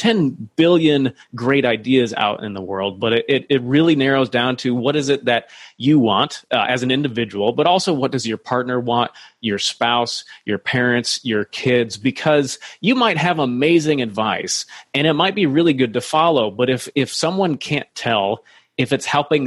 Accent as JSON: {"language": "English", "region": "Iowa", "country": "United States", "tie": "born or raised there", "said": "I grew up near in Iowa"}